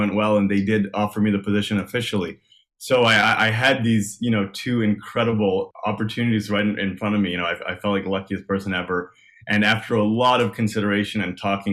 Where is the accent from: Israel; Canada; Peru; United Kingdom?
Canada; Montreal, Quebec; moved away as an adult; also born or lived in Nashville, United States; now in Toronto, Canada; I'm from Montreal, born and raised.